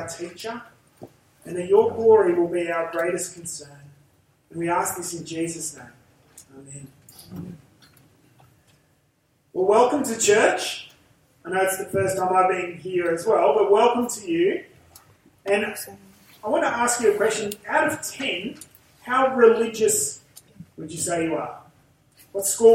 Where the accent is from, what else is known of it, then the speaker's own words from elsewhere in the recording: Central Coast, New South Wales, Australia; accent: Aussie bogan; I come from the Central Coast, and I talk like an Aussie bogan